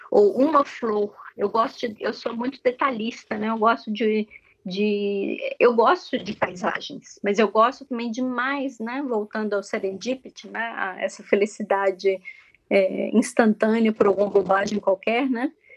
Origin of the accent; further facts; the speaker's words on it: Minas Gerais, Brazil; also born or lived in Lake Constance, Germany; now in Germany; como uma boa mineira